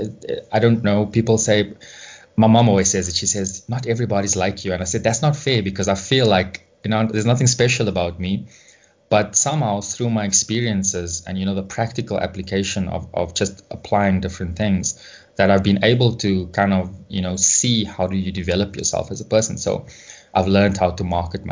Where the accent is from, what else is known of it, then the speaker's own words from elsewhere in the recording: South Africa; growing up in South Africa